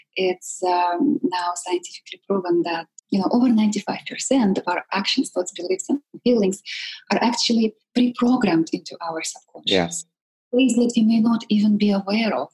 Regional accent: Siberia, Russia; born or raised there; moved away

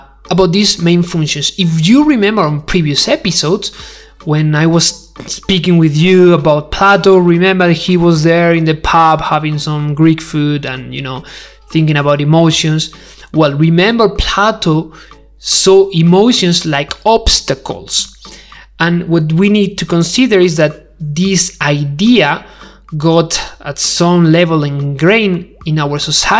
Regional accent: Spain; English is a second language; I'm not English, I'm not English speaker. I do speak English, but I'm Spanish

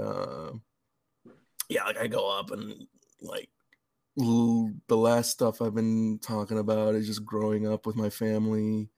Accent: Los Angeles, California, United States; moved away as an adult; also born or lived in San Bernardino; now in Seattle, United States; I grew up in LA, San Bernardino

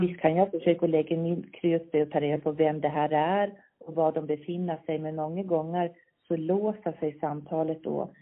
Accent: Visby, Gotland, Sweden; accent: Gotlandic; Jag är född här. Jag är Visbytös, uppväxt i ett barnrikehus

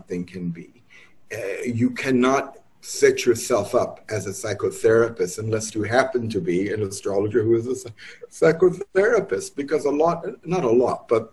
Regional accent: New York, United States; moved away as an adult; also born or lived in Santa Fe, New Mexico; I'm born and raised in New York, but my middle years were spent based in Santa Fe, New Mexico

